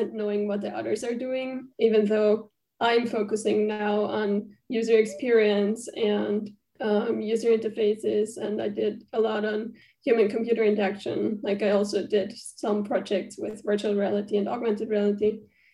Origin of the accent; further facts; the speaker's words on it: Austria; English is a second language; moved away; I am from Austria originally